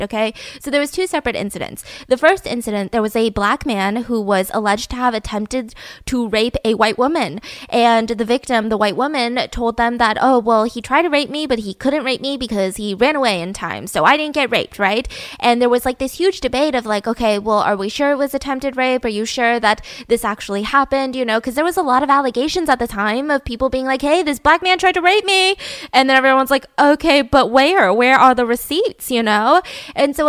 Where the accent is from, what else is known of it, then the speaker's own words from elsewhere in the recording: Georgia, United States; I was born and raised in Georgia.